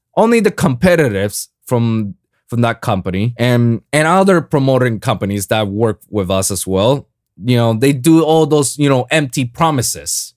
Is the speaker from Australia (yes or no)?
no; Puerto Rico; now in South Florida, United States; my hometown, Puerto Rico